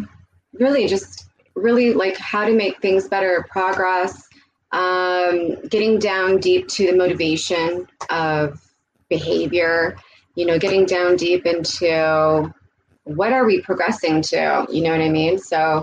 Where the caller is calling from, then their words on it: Toronto, Ontario, Canada; I'm joining you from Toronto, Canada, currently.